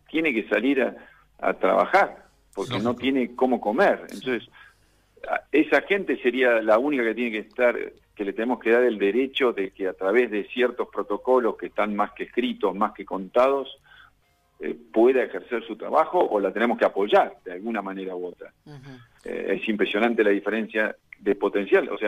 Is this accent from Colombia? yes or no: no; Argentina; yo soy miembro de la Comisión de Atletas de Argentina y propuse que el mismo ejercicio que habíamos hecho con el Comité Olímpico Internacional lo deberíamos hacer entre argentinos